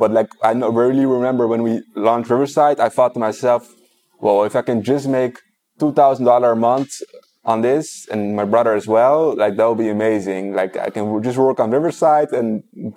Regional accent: Netherlands; now in Israel; I'm from the Netherlands

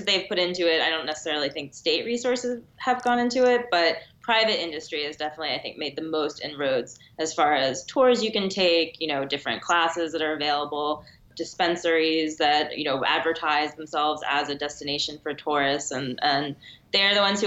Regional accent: Maryland, United States; As a Maryland native

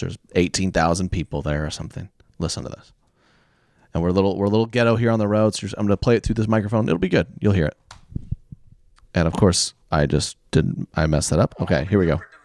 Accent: Oklahoma, United States; I grew up in Oklahoma

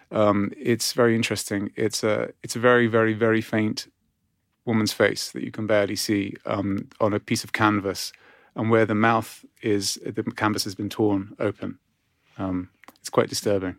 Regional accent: Cyprus; moved away; growing up in Cyprus

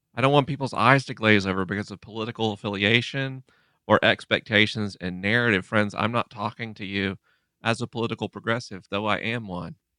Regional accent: Gulf Coast, United States; I grew up in the Gulf Coast where Anna Jane is from

